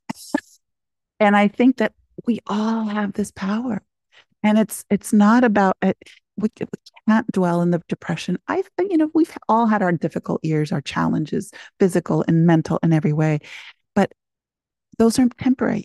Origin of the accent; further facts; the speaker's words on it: Concepción, Biobío, Chile; now in United States; I was born in Chile, in Concepcion